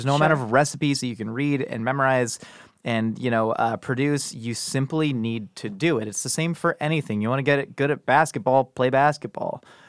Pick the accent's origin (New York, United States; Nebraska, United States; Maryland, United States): Maryland, United States; Columbia; born there; No, I was born in Columbia, Maryland.